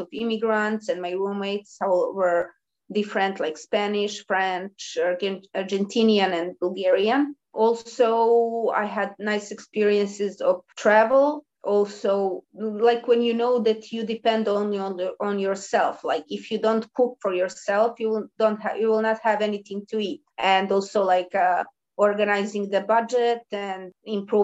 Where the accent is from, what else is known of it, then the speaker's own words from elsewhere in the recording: Belgrade, Serbia; the people who were born in Belgrade, as I did, they usually stay with their parents for a long time, while others move because of going to university, and my university was in my hometown